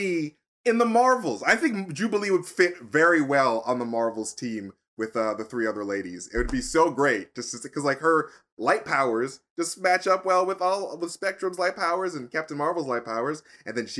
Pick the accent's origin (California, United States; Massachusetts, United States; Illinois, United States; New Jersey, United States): Massachusetts, United States; Boston